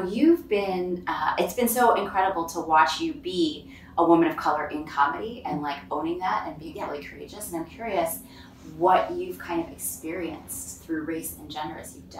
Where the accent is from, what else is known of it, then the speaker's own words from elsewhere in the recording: Chicago, Illinois, United States; moved away; today I'm in Chicago, my hometown